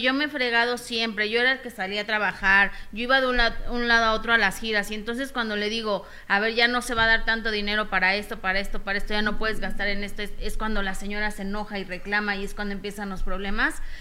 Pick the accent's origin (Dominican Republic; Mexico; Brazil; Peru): Mexico; como mexicanos